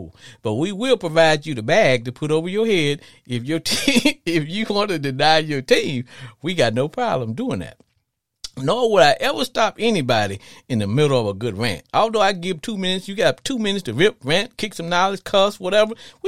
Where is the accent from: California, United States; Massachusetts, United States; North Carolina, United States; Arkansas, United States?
Arkansas, United States; I grew up in Arkansas.